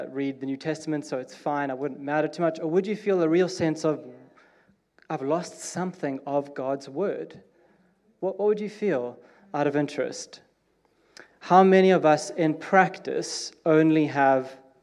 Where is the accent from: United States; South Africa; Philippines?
South Africa; now in United Kingdom; I'm South African, and we are different